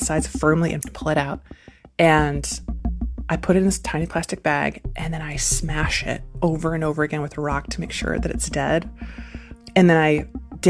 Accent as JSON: {"language": "English", "town": "Syracuse", "region": "New York", "country": "United States", "tie": "born or raised there", "said": "I am from Syracuse, New York"}